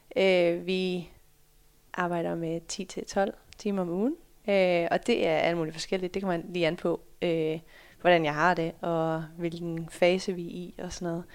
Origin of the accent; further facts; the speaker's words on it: Sørvad, Central Denmark Region, Denmark; moved away as an adult; also born or lived in Netherlands / United States / Fredericia; jeg er født i Holland, øh, flyttede allerede til Danmark, da jeg var fem måneder. Øh, flyttede til en, en lille by, der hedder Sørvad, øh, som ligger lidt over Herning